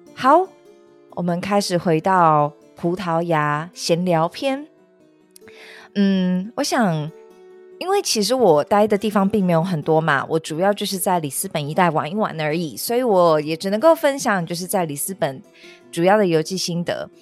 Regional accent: Taipei, Taiwan; 我本人在那边长大嘛，你知道我们家那边是坡，我们都会开玩笑说这个坡可能超过三十度非常陡

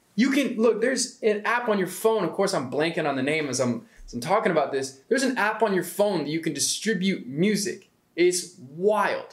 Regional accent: Atlanta, Georgia, United States; also born or lived in Waterloo, Iowa; I was born in Waterloo, Iowa. I moved to Atlanta in about 2005 when I was like nine years old. So I'm pretty much from Atlanta

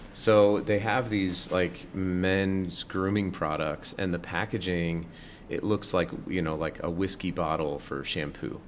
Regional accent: Colorado, United States; I grew up in Colorado, not in Utah

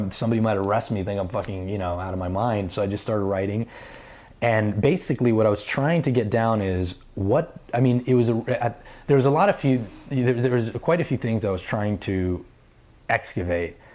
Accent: New York, United States; I'm a New Yorker. I'm not letting go of my fucking apartment.

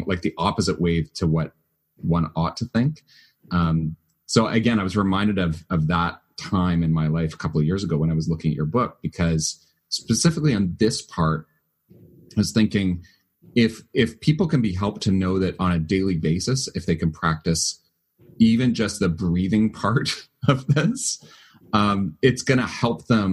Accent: Canada; I'm Canadian

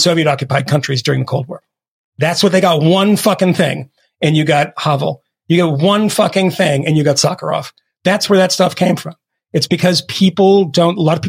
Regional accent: Massachusetts, United States; I grew up in Massachusetts

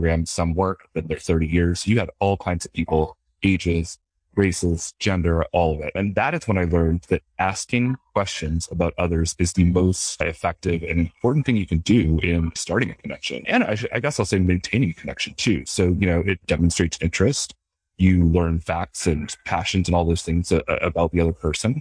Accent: London, Ontario, Canada; I was born in London, Ontario, Canada, to a Canadian father and American mother

